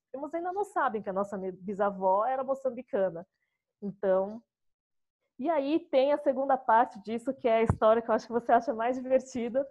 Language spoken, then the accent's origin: Portuguese; São Paulo, Brazil; Nascida e crescida é, em São Paulo